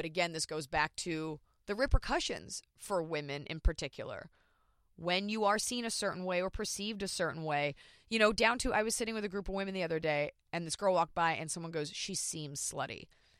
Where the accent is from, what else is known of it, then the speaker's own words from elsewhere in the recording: Dallas, Texas, United States; I am from Dallas, Texas.